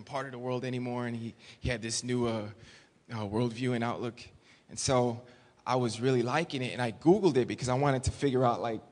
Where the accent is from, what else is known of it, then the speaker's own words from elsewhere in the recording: Chicago, Illinois, United States; moved away as an adult; now in Thailand; I grew up here in Chicago in the inner city.